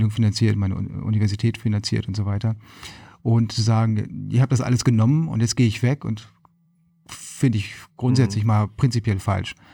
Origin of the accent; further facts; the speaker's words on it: Lüneburg, Lower Saxony, Germany; now in Hermannsburg, Germany; Ähm, ich bin in Lüneburg aufgewachsen.